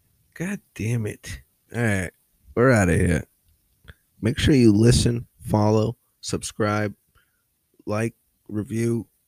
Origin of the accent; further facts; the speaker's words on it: Massachusetts, United States; I'm from Massachusetts. We out here.